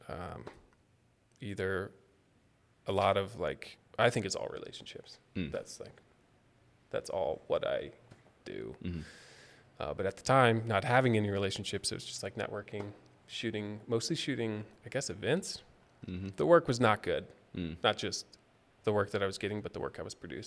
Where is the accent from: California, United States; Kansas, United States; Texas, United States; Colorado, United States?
Kansas, United States; moved away as an adult; also born or lived in Chicago; I grew up in Kansas, went to KU